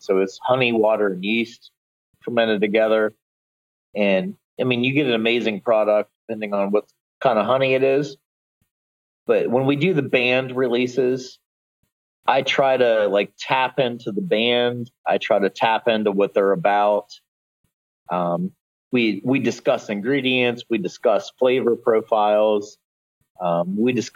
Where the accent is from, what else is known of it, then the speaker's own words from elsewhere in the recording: Ohio, United States; now in Delaware, United States; I'm actually from Ohio